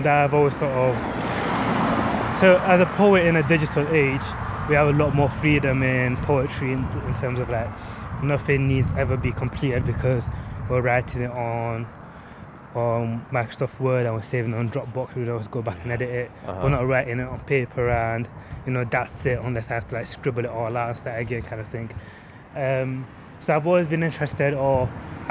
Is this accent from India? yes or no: no; Leeds, Yorkshire and the Humber, United Kingdom; I was on the border of working class as well, though growing up in Eastern Park.